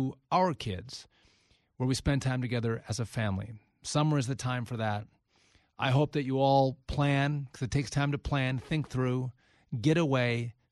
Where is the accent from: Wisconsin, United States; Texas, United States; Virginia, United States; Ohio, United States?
Wisconsin, United States; I'm born and raised a Wisconsin guy.